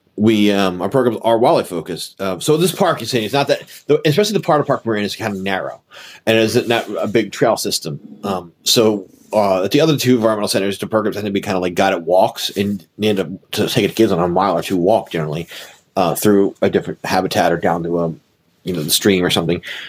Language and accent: English; Philadelphia, Pennsylvania, United States; as a Philadelphian